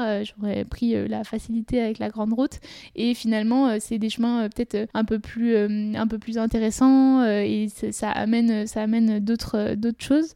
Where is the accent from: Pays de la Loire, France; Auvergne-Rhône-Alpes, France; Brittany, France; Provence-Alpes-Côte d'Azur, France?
Auvergne-Rhône-Alpes, France; Saint-Gervais-les-Bains; je suis originaire de Saint-Gervais en Haute-Savoie